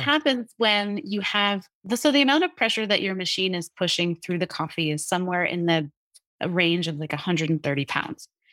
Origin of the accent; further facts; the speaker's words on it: New Jersey, United States; I grew up in New Jersey